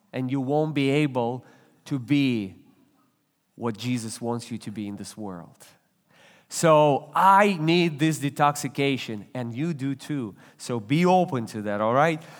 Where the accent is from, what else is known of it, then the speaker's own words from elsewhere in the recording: Russia; English is a second language; moved away; I was born and raised in Russia. You, you can tell by, by an accent, by my accent.